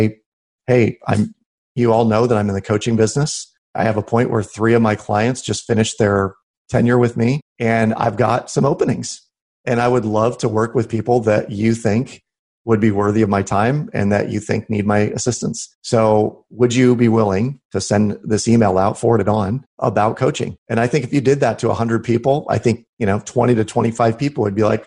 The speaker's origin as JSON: {"language": "English", "town": "Des Moines", "region": "Iowa", "country": "United States", "tie": "born or raised there", "said": "Des Moines, Iowa, which is my hometown here, it's a small town."}